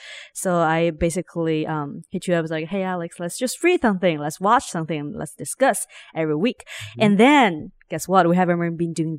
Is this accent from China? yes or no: yes; Ningbo, Zhejiang, China; English is a second language; also born or lived in Shanghai; So, I mean, I grew up in Shanghai, technically in Ningbo, but I rent like one place to another all the time.